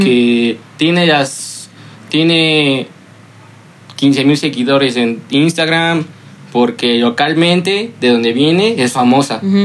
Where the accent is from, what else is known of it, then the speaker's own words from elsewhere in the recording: Mexico; uno como hombre mexicano aficionado al fútbol